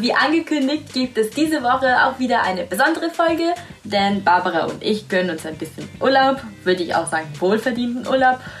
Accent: Italy; German is a second language; moved away; da, wo ich herkomme, Italien

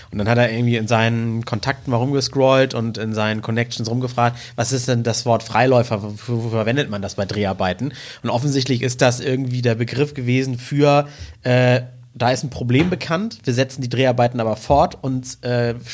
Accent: United Kingdom; Ich bin halt Brite.

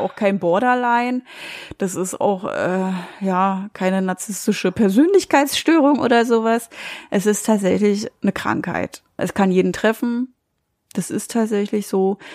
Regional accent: Germany; bei uns in Deutschland

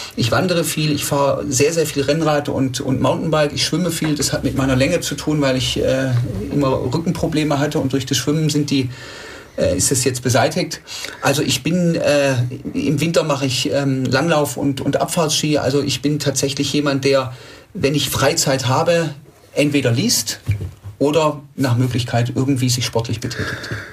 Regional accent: Tübingen, Baden-Württemberg, Germany; Ich bin 45 Jahre alt, in Tübingen geboren

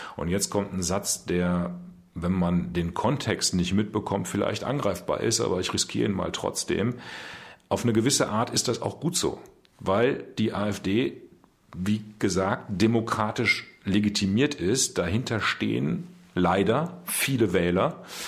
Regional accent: Münster, North Rhine-Westphalia, Germany; das Presseamt meiner Heimatstadt leiten in Münster

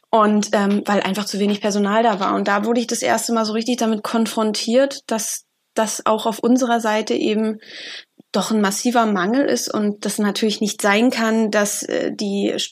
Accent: Berlin, Germany; ich komme ja auch aus Berlin wie

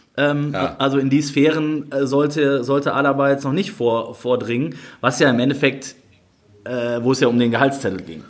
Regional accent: Duisburg, North Rhine-Westphalia, Germany; ich komme ja da aus der Ecke

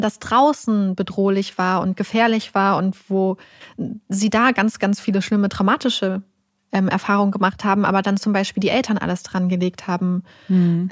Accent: Lüneburg Heath, Lower Saxony, Germany; ich bin irgendwo in der Lüneburger Heide groß geworden, in einem kleinen Dörfchen

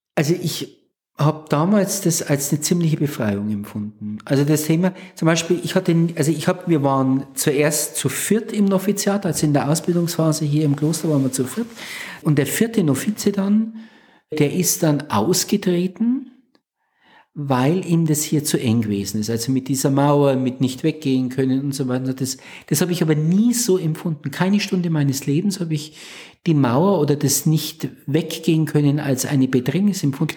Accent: village northeast of Nuremberg, Franconia, Bavaria, Germany; now in Plankstetten, Germany; ich komme aus dem Nordosten Nürnbergs, also am Rand der fränkischen Schweiz das Nürnberger Becken endet und dann beginnt die Fränkische Schweiz. Das ist so mhm. dieses Übergangsgebiet. Und da gibt es in dem Dorf, in dem ich groß geworden bin

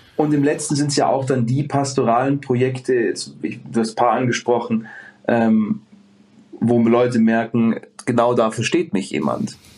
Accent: Bavaria, Germany; ich komme hier aus dem Speck, äh, Greater, Greater München

